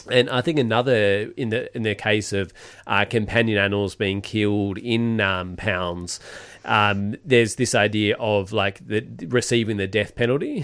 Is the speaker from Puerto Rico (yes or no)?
no; Perth, Western Australia, Australia; moved away; we're from Perth.